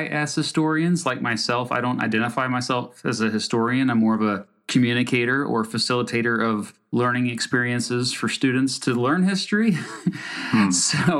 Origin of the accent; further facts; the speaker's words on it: Kansas, United States; I'm from Kansas